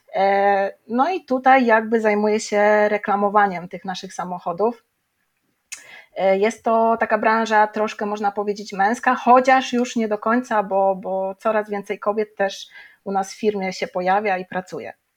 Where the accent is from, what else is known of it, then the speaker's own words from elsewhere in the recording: Żary, Lubusz Voivodeship, Poland; moved away as an adult; now in Zielona Góra, Poland; ja ogólnie jestem z Żar